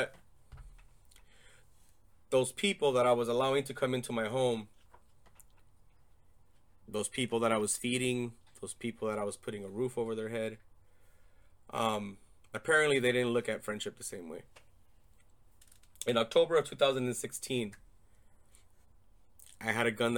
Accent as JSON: {"language": "English", "town": "Torrance", "region": "California", "country": "United States", "tie": "born or raised there", "moved": "as an adult", "lives_now": "Arizona, United States", "said": "I was born in Torrance, California. Moved to Arizona in 2005"}